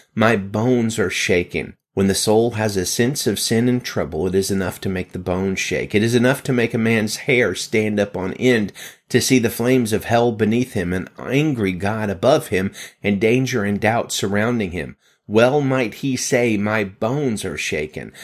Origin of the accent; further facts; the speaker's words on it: Pittsburgh, Pennsylvania, United States; my hometown, Pittsburgh, Pennsylvania